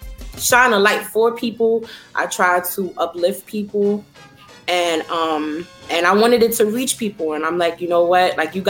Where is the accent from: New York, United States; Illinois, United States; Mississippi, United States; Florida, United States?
New York, United States; New York City; Growing up in the Bronx for me, I have so many beautiful memories. Bronx is home.